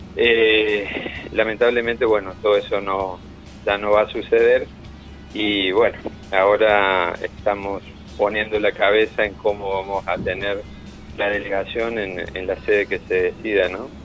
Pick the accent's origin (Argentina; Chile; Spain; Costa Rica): Argentina; Córdoba; yo soy de aquí de Córdoba